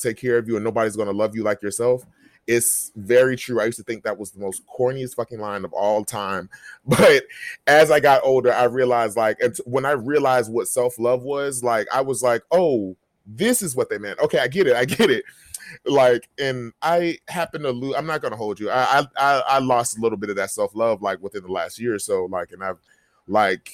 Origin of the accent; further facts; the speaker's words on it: Jacksonville, Florida, United States; my hometown of Jacksonville